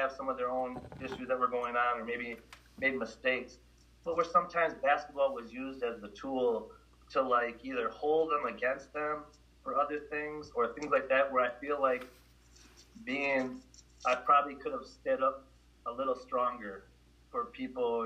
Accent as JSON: {"language": "English", "town": "Milwaukee", "region": "Wisconsin", "country": "United States", "tie": "born or raised there", "said": "growing up in Milwaukee"}